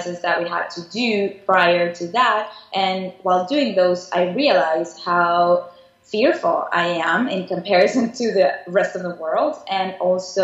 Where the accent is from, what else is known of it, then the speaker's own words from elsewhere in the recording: Caracas, Capital District, Venezuela; moved away as an adult; also born or lived in Savannah, Georgia / Miami; now in New York, United States; I was born and raised in Caracas, Venezuela. And at the age of 19, I decided to move to the U.S. to go to school here.